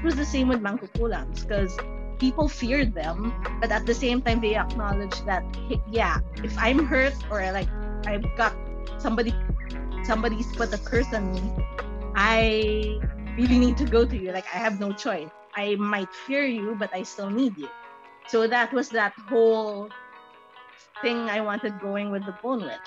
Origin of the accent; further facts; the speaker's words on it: Philippines; I live in the Philippines, and the Philippines is a very conservative Catholic country, but at the same time I was raised with Buddhist culture